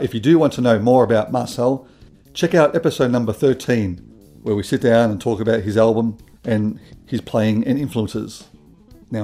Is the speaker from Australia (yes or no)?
yes; Melbourne, Victoria, Australia; that's where I'm from. I'm from Melbourne